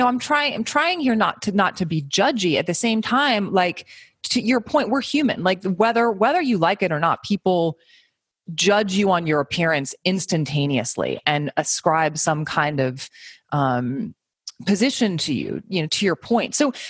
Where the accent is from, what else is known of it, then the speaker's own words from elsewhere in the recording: East Coast, United States; moved away as an adult; also born or lived in New York City, United States; now in Seattle, United States; I grew up on the East Coast, lived in New York City